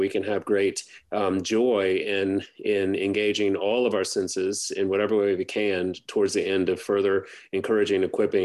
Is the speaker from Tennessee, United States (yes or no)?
no; Baton Rouge, Louisiana, United States; I grew up in Baton Rouge, which is, 60 miles from New Orleans